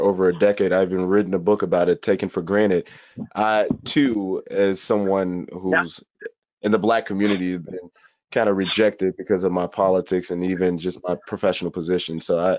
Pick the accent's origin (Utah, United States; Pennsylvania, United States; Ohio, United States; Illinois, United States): Illinois, United States; Chicago; Growing up in Chicago, on the south side of Chicago